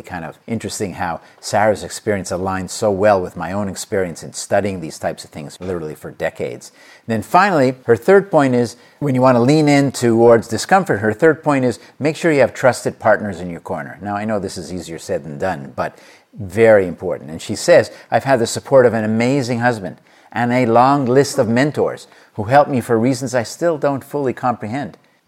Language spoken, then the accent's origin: English; India; moved away as an adult; now in Cincinnati, United States; I had no American university degree or work experience when I moved from India to Cincinnati about 30 years ago.